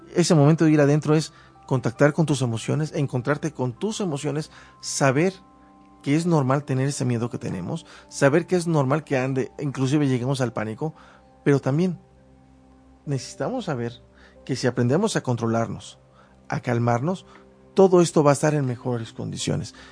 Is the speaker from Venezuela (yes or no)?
no; Mexico; como mexicano